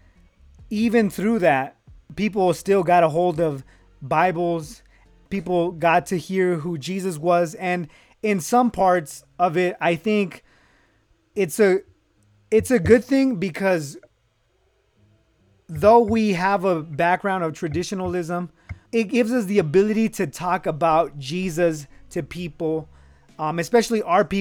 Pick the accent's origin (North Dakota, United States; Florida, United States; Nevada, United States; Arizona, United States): Nevada, United States; Reno; I'm from Reno, Nevada